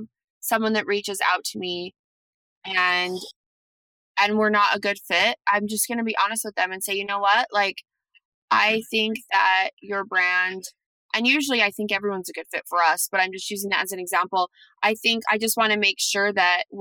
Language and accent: English; Salt Lake City, Utah, United States; I'm from Salt Lake City